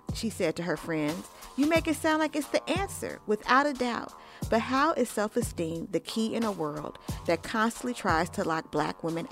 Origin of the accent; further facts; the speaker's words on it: Oakland, California, United States; I'm originally from Oakland, California